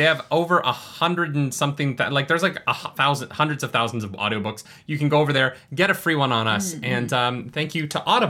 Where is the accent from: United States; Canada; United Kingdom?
Canada; Calgary, Alberta; That's funny because we're actually from Calgary.